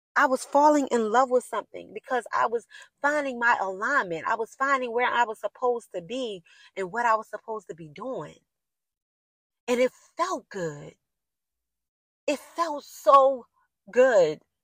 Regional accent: Baltimore, Maryland, United States; I'm from Baltimore City and like the inner city. I grew up in the inner city.

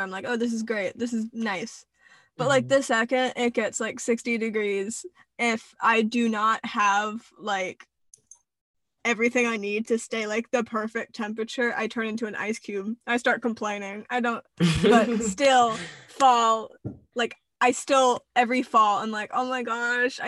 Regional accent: suburb outside of Baltimore, Maryland, United States; now in Florida, United States; I grew up in Maryland, like in a suburb outside of Baltimore

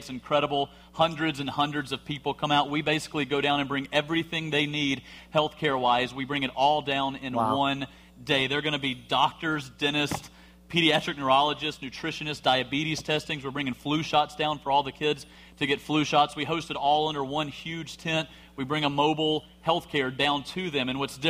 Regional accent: Alabama, United States

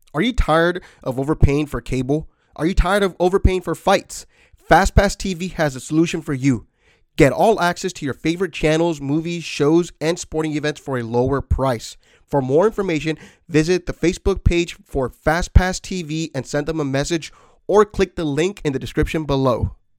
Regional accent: San Antonio, Texas, United States; I'm actually in from San Antonio

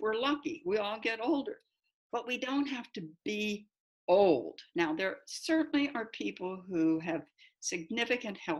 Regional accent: United States; also born or lived in United Kingdom; I was from the United States

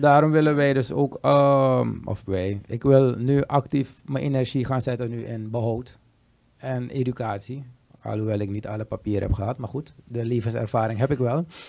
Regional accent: Suriname; we als Surinamers

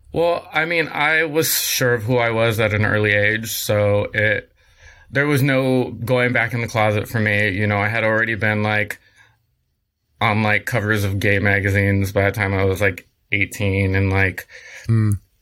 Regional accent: San Diego, California, United States; now in Los Angeles, United States; I'm originally from San Diego, um, Southern California, born and raised

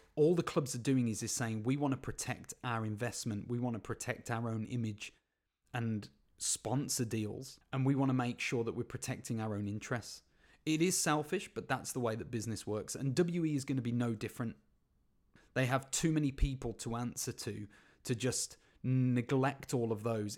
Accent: Birmingham, West Midlands, United Kingdom; my hometown team, Birmingham City

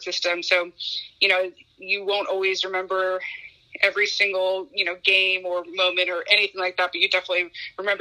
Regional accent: Pleasanton, California, United States; also born or lived in Japan; growing up, I played in my hometown league, the Pleasanton League here

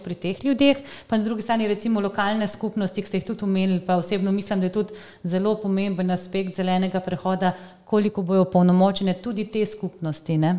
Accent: Zasavje, Slovenia; jaz sem iz Zasavja

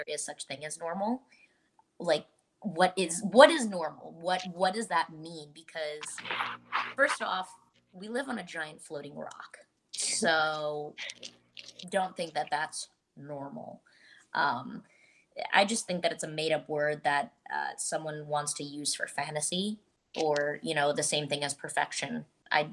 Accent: Montvale, New Jersey, United States; moved away as an adult; now in Los Angeles, United States; was originally born and raised in Montvale, New Jersey

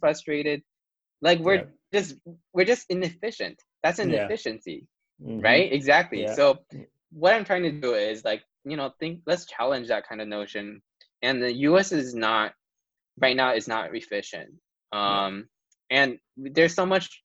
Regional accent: Taiwan; now in United States; Taiwan, I'm from Taiwan

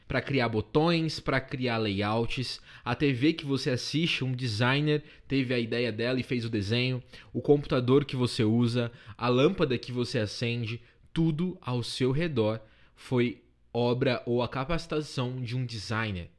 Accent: Paulista, São Paulo, Brazil; eu sou paulista

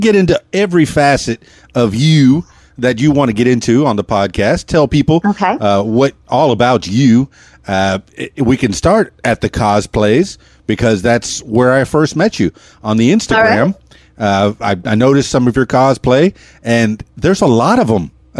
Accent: Miami, Florida, United States; In fact, when I grew up in Miami, I had people across the street.

